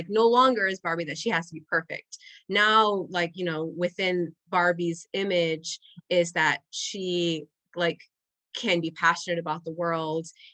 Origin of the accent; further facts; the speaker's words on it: Puerto Rico; first language Spanish; English is a second language; moved away; also born or lived in Indiana, United States; I grew up in a bilingual household, and we had lived in Puerto Rico before living in Indiana, and then we moved back to Puerto Rico. And so English as a child was not my first language